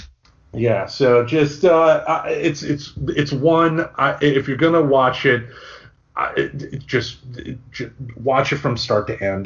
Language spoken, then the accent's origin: English; Michigan, United States; born or raised there